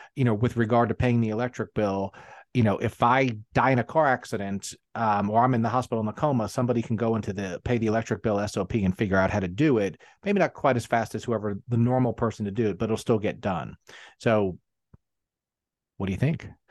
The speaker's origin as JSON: {"language": "English", "town": "New York City", "region": "New York", "country": "United States", "tie": "born or raised there", "moved": "yes", "lives_now": "South Carolina, United States", "said": "I actually grew up in Queens"}